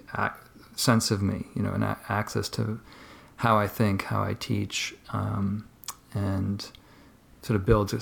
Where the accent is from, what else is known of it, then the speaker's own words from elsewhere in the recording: Marshfield, Massachusetts, United States; I am originally from, not Boston proper, but I grew up south of Boston in a small little suburb called Marshfield